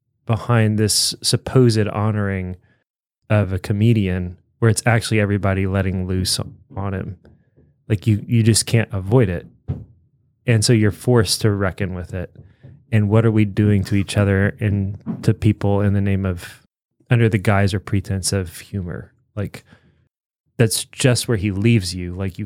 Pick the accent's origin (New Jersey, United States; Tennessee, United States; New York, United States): Tennessee, United States; Yeah, I grew up in Tennessee